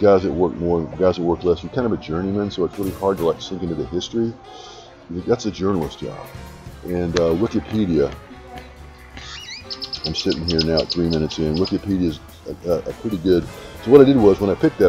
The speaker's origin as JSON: {"language": "English", "town": "Dallas", "region": "Texas", "country": "United States", "tie": "born or raised there", "said": "I grew up in Dallas"}